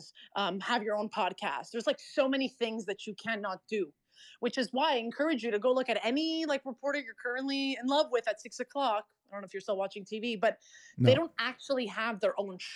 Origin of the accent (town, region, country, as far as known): Canada